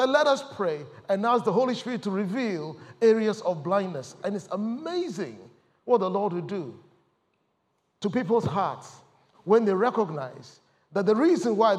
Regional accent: Ghana; moved away as an adult; also born or lived in Ipswich, United Kingdom; now in United Kingdom; I come from Ghana

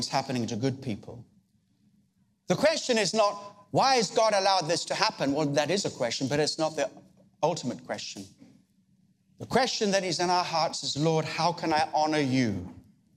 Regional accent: Australia; I come from Australia

